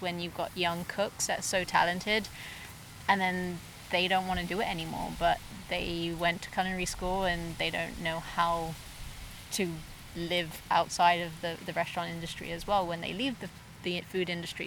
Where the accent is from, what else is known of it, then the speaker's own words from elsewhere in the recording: England, United Kingdom; now in Okanagan, Canada; I'm originally from England, so we came over in 2008 on an entrepreneurial visa, and we came over as a family.